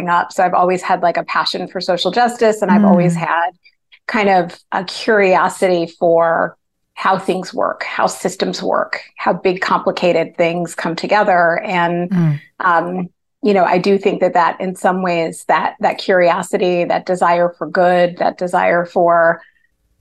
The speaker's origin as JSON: {"language": "English", "region": "New Jersey", "country": "United States", "tie": "born or raised there", "said": "So I grew up in New Jersey, in a suburb of New York"}